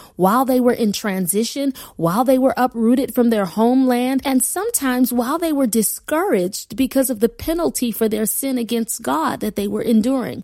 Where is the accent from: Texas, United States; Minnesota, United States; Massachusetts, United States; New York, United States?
New York, United States; Buffalo; moved away as an adult; also born or lived in Wilmington, Delaware; my husband Kenya and I relocated from Buffalo, New York, my lifelong home, to Wilmington, Delaware